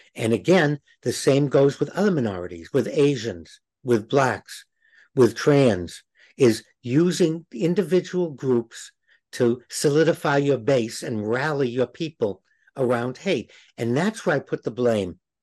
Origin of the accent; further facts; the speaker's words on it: Boston, Massachusetts, United States; Growing up in Boston, people wore crosses